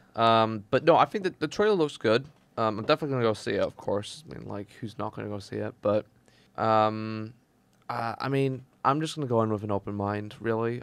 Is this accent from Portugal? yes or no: yes; Portugal; moved away; I was originally from Portugal